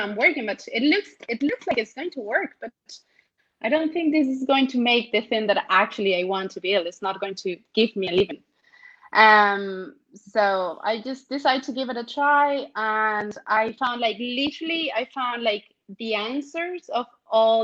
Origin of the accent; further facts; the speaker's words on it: Venezuela; moved away as an adult; now in Ireland; I'm actually from Venezuela. I was born in Venezuela and I have been living in Ireland for the last decade